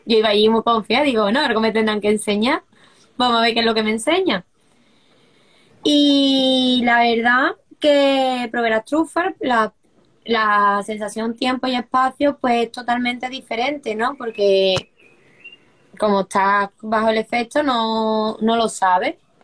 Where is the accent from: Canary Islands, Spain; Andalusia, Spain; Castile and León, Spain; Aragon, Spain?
Andalusia, Spain; Seville; moved away as an adult; also born or lived in Brussels; yo soy de Sevilla, del sur de España, y me mudé hace unos años a, a Bruselas